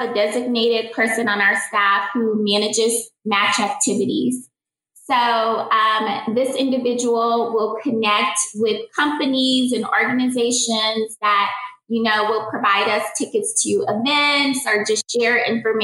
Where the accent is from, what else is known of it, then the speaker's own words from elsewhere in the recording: Kansas City, Missouri, United States; also born or lived in Louisiana; I moved to Kansas City when I was 10 and I moved from Louisiana